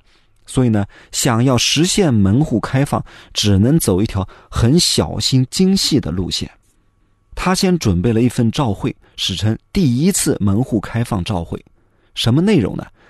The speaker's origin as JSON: {"language": "Chinese", "country": "China", "said": "从我们中国人的角度来说"}